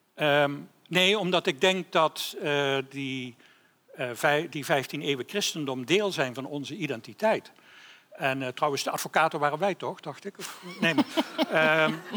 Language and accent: Dutch; Limburg, Netherlands; ik, ik ben Limburger